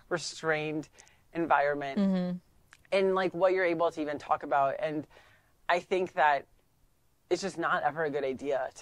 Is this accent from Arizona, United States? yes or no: yes; Scottsdale, Arizona, United States; I grew up in Scottsdale